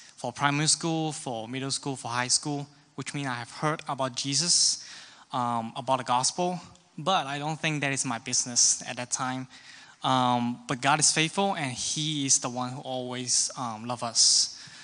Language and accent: English; Hong Kong; now in Kansas City, United States; I am from Hong Kong